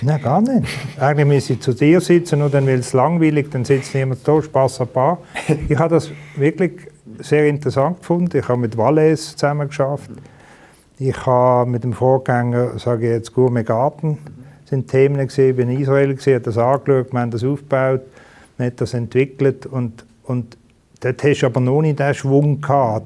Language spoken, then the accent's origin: German; Basel, Basel-Stadt, Switzerland; bin in Basel aufgewachsen